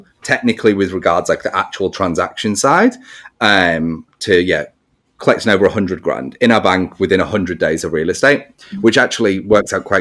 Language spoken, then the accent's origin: English; England, United Kingdom; I'm English.